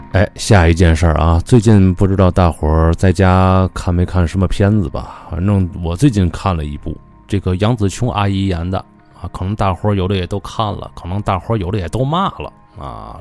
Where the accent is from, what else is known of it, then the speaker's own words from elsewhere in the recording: Tianjin, China; 这就是处我们天津人的逆鳞了